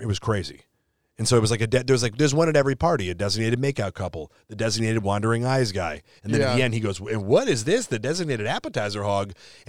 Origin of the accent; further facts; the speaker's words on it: Illinois, United States; also born or lived in Chicago; now in Los Angeles, United States; I'm from Illinois